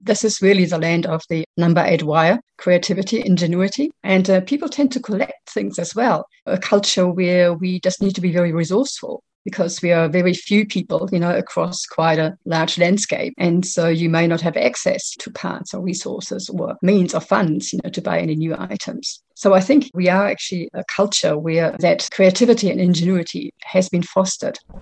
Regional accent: Germany; now in New Zealand; I live in Aotearoa. I'm originally from Germany

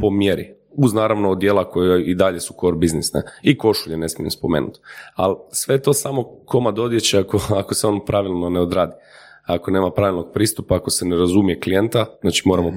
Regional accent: Croatia; kod nas u Hrvatskoj

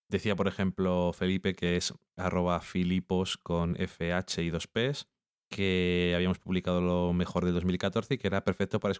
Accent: Burgos, Castile and León, Spain; Eso yo lo digo así, porque soy de Burgos.

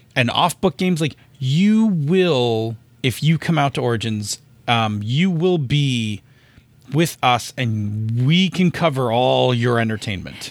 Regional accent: Buffalo, New York, United States; I am from Buffalo

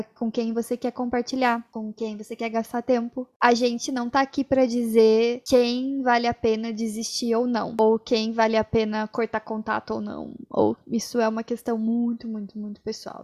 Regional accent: Brazil; a gente, como brasileiro

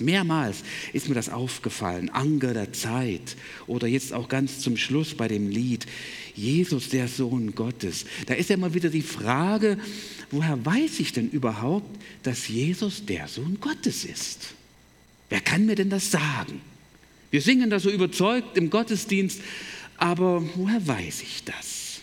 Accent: Berlin, Germany; moved away as an adult; also born or lived in Breidenstein / Detmold / Chemnitz / Buckow; groß geworden bin ich in Berlin, 18 Jahre

